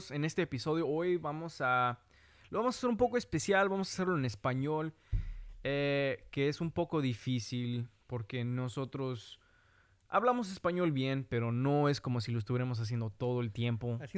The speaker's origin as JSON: {"language": "Spanish", "country": "United States", "also_born_or_lived": "Mexico City", "said": "Ah, yo nací aquí en los Estados Unidos, soy de aquí, pero toda mi vida, la mitad de mi vida, o más de la mitad de mi vida, he vivido allá"}